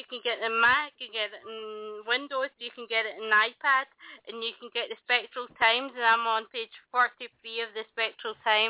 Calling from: London, United Kingdom; I'm in London in the UK.

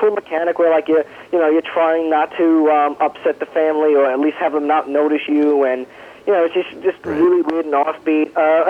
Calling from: New York, United States; Hey, it's … from Long Island.

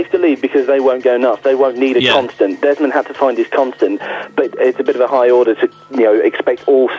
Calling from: Essex, East of England, United Kingdom; I'm calling from Essex.

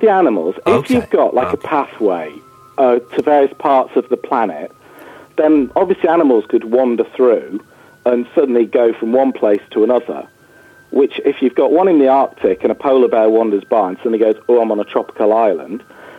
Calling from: Buxton, East Midlands, United Kingdom; I'm calling from Buxton.

